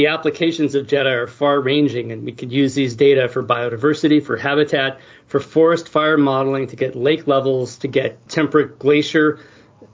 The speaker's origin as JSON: {"language": "English", "town": "San Francisco", "region": "California", "country": "United States", "tie": "born or raised there", "said": "I grew up in San Francisco"}